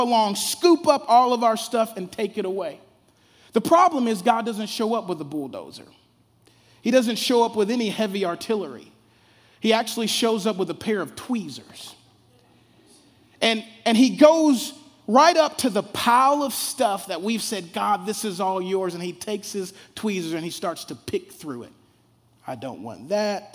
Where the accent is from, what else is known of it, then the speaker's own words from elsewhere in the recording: Shreveport, Louisiana, United States; I grew up down south in Shreveport, Louisiana.